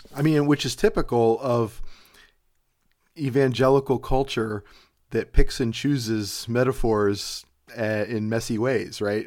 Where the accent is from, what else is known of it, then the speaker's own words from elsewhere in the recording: Cleveland, Ohio, United States; I live in Ohio, or, or I'm from Cleveland, Ohio